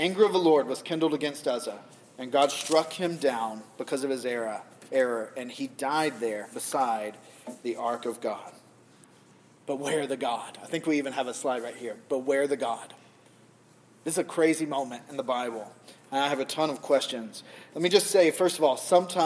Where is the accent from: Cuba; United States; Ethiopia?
United States; the South; now in New England, United States; I'm from the South. In the South, we don't do conflict.